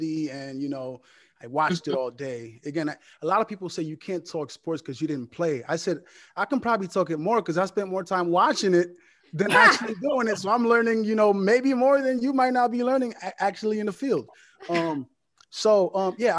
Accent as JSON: {"language": "English", "region": "Connecticut", "country": "United States", "tie": "born or raised there", "also_born_or_lived": "Port-au-Prince, Haiti / Brooklyn"}